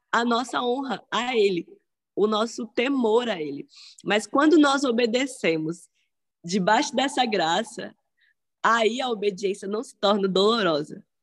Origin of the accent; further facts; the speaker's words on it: Salvador, Bahia, Brazil; Eu sou daqui do Brasil, sou de Salvador, ah, Bahia.